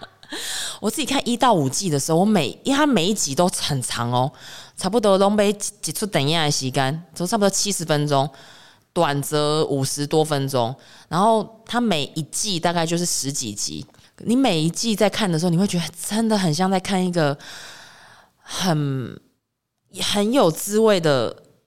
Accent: Taiwan; 我自己来自岛国，来自台湾岛

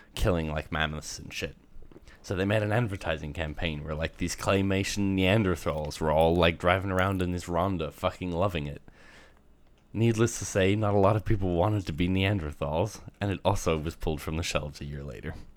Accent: Australia; moved away; growing up in Australia

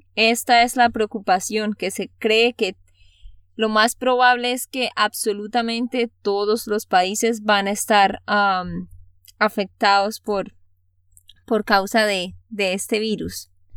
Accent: Santander, Colombia; de Santander, Colombia.

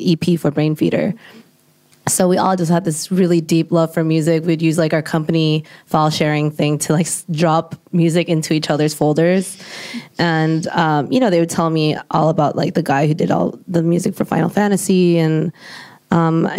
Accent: United States; I'm Asian American

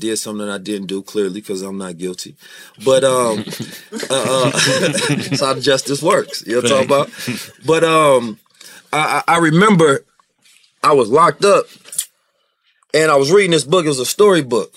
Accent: Oakland, California, United States; also born or lived in St. Louis, Missouri; I grew up, and I was born in St. Louis, moved to Oakland when I was 2

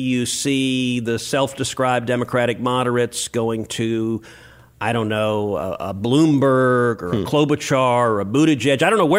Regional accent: Houston, Texas, United States; I'm from Houston, so we don't have snow or ice.

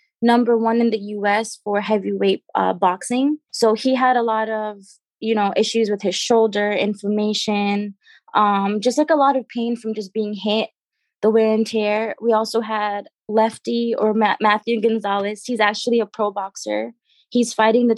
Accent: Trinidad & Tobago; now in United States; I'm originally from Trinidad and Tobago. That's where I was born

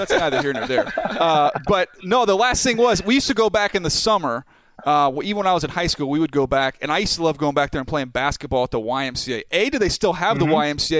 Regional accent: Fort Wayne, Indiana, United States; I was born in Fort Wayne, Indiana.

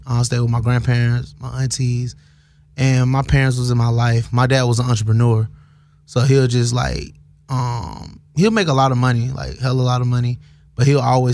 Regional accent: Atlanta, Georgia, United States; I'm from Atlanta, born and raised

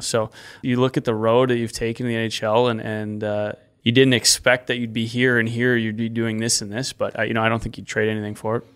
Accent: Regina, Saskatchewan, Canada; the Pats, my hometown, my home team.

